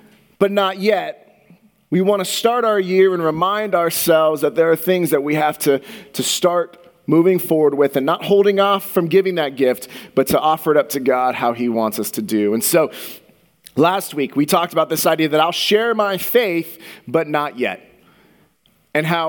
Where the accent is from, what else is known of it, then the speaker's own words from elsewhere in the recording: Santa Clara, California, United States; I grew up in the Bay Area, in Santa Clara, which is a little bit south of San Francisco